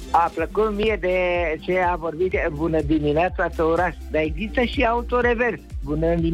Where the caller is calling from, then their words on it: Băicoi, Prahova, Romania; din Băicoi, din Prahova, am mai sunat